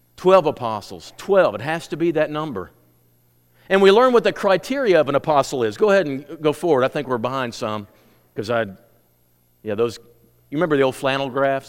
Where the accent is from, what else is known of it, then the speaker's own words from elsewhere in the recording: United States; I am an American